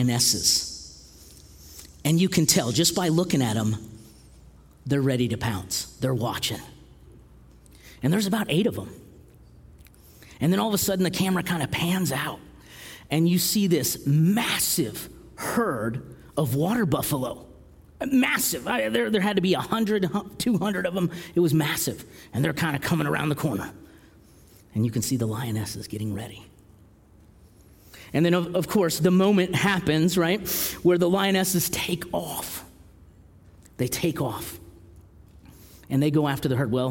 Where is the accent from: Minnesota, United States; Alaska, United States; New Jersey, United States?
Alaska, United States; being from Alaska